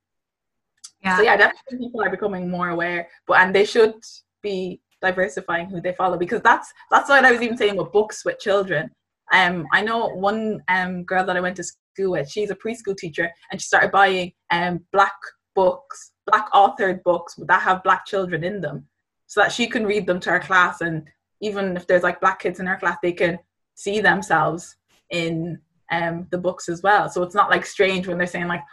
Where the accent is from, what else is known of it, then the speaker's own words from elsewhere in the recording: Ireland; I'm Irish, I grew up in Ireland